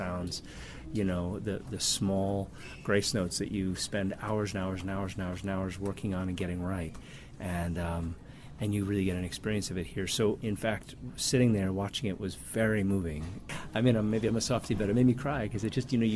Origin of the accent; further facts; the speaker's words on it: New York, United States; I'm from New York